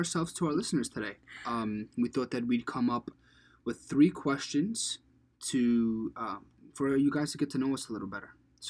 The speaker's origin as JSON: {"language": "English", "town": "New York City", "region": "New York", "country": "United States", "tie": "born or raised there", "also_born_or_lived": "Staten Island, New York", "said": "I was born in Brooklyn, first of all. I got a little Staten Island spice in there, I'll give you that. But it's more like 60% Brooklyn. I'll throw you a bone and give you 40% Staten Island."}